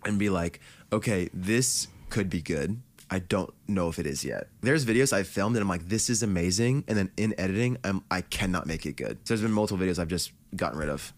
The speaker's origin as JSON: {"language": "English", "region": "New Jersey", "country": "United States", "said": "we're from New Jersey"}